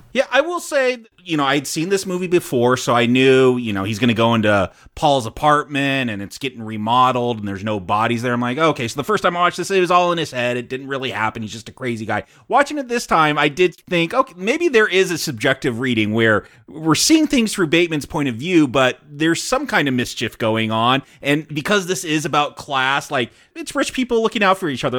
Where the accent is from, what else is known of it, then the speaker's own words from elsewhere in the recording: United States; we're American